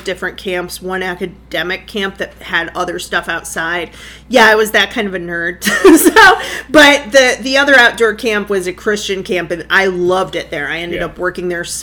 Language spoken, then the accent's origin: English; Lockport, United States; my hometown of Lockport